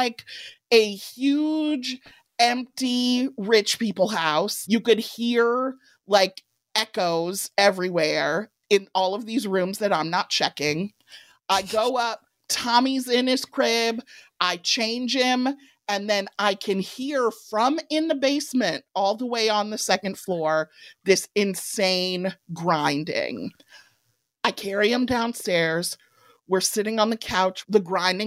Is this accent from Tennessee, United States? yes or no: no; Evanston, Illinois, United States; born or raised there